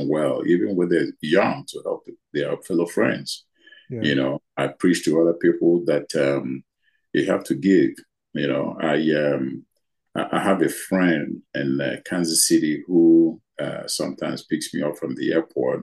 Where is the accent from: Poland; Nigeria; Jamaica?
Nigeria; moved away as an adult; now in United States; I grew up in Nigeria in a poor family